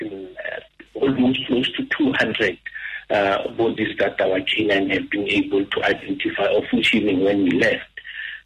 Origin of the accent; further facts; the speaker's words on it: South Africa; we always preach the issue of Ubuntu as South African